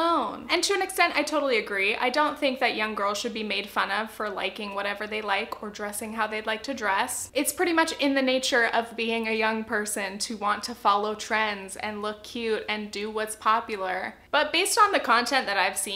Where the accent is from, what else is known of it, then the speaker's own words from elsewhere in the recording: Southern California, United States; I'm from Southern California